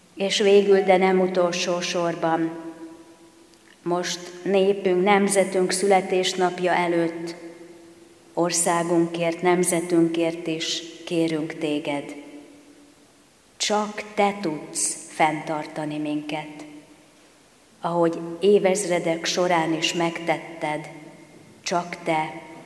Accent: Kecskemét, Bács-Kiskun, Hungary; akik kecskemétiek vagyunk

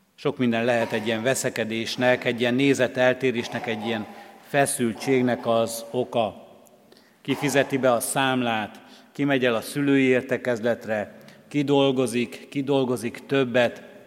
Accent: Hungary; born or raised there

